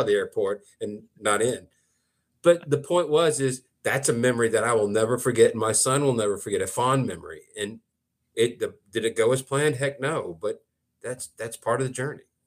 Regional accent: Thomaston, United States; moved away; my hometown of Thomaston

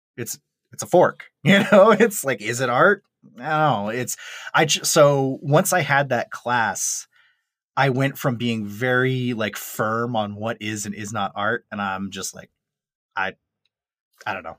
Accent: Maine, United States; moved away as an adult; also born or lived in Colorado; I'm a kid from Maine

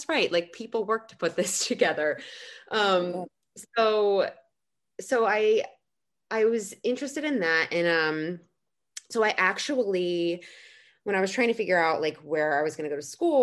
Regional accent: New Jersey, United States; I grew up in New Jersey

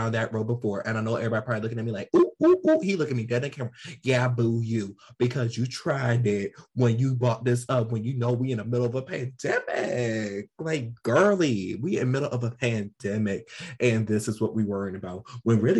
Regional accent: United States; I'm an American

